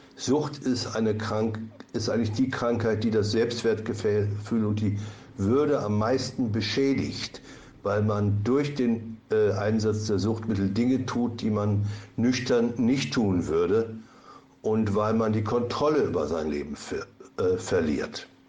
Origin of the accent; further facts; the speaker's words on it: Lübbecke, North Rhine-Westphalia, Germany; moved away as an adult; now in Wusterwitz, Germany; musste ich meine Heimat in Ostwestfalen verlassen, in Lübbecke, und habe ein Wanderleben als Therapeut geführt